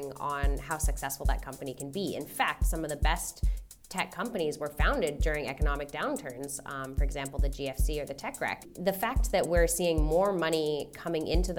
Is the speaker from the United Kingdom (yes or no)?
no; Canada; moved away as an adult; now in Australia; I'm Canadian. I was born in Canada and I moved here in 2015. And in my career in Canada